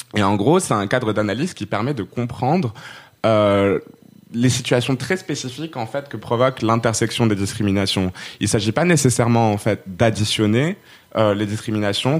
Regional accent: Rabat, Rabat-Salé-Kénitra, Morocco; also born or lived in Poitiers, France; now in Aubervilliers, France; je suis marocaine, je viens de Rabat

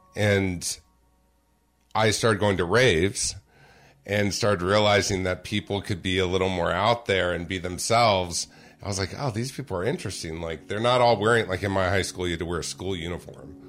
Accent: Orange County, California, United States; I grew up in Orange County, California

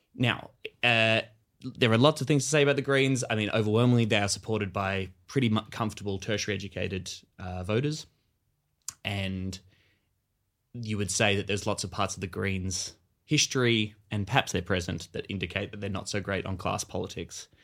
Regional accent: Australia; us as Australian millennials and our generation

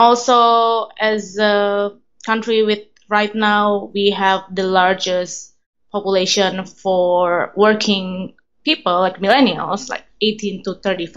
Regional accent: Indonesia

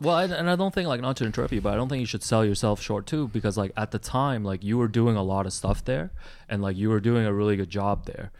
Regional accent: Toronto, Ontario, Canada; English is a second language; also born or lived in Hong Kong; I immigrated here to Toronto from Hong Kong with my family in 92 when I was 8 years old at the time and it was really hard for me as like a Chinese kid coming here like learning a new language

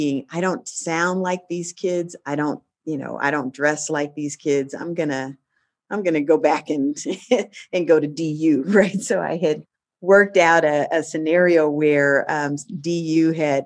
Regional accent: Denver, Colorado, United States; I grew up in Denver

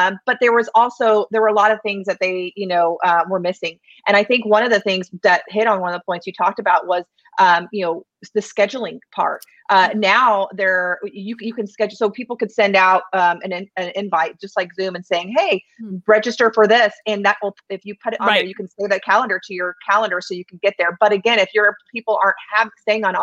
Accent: Oklahoma, United States; I'm from Oklahoma

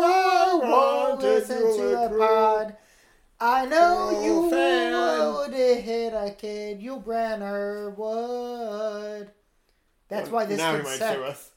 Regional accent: England, United Kingdom; You should not take for granted that I said Z's, because I'm from England.

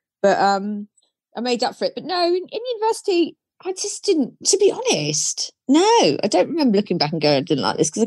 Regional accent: Cornwall, South West England, United Kingdom; I was brought up in Cornwall

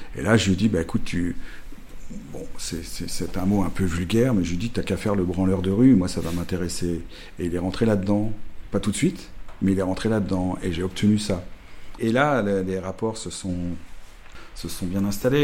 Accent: Cognac, Nouvelle-Aquitaine, France; cognac, ma ville natale

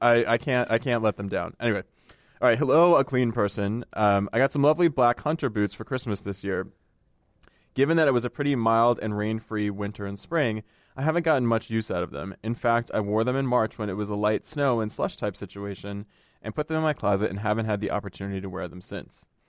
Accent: United States; I come from a very, very Italian family, but, um, you know, we grew up in the United States

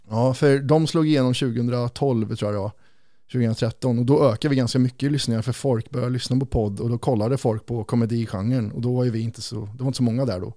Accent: Kristinehamn, Värmland, Sweden; moved away; när man flyttar från Kristinehamn, där vi kommer ifrån

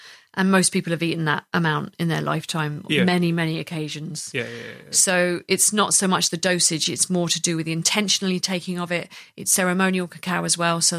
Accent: United Kingdom; we're all British

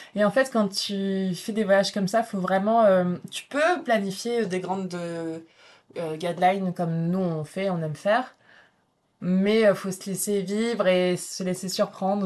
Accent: Brittany, France; je suis bretonne

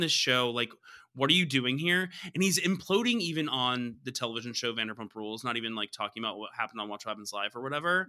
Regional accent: the South, United States; I'm from the South

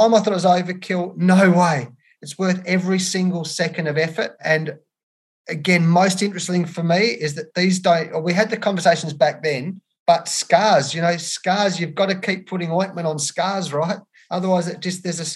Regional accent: Australia; being an Australian

